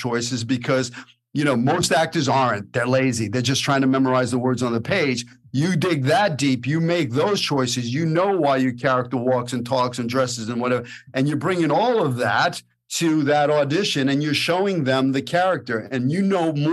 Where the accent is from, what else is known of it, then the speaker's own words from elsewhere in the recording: New York City, New York, United States; we grew up in Brooklyn. We're a product of that environment